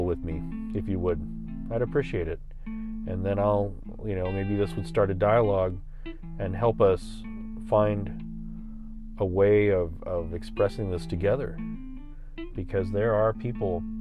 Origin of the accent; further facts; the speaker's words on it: San Antonio, Texas, United States; I tell them I'm from Texas. I'm Tejano. I tell them that. Or, you know, I just tell them I'm from Texas. And then I tell them where in San Antonio.